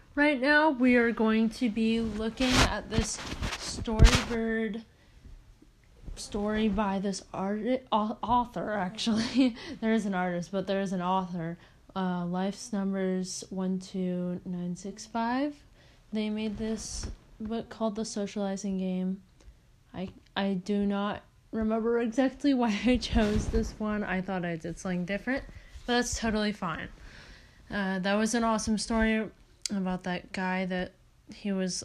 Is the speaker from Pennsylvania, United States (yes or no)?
no; Oregon, United States; I'm from Oregon